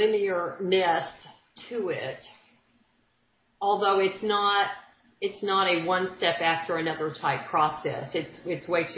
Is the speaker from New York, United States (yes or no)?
no; Dallas, Texas, United States; I grew up in Dallas. I'm a native Texan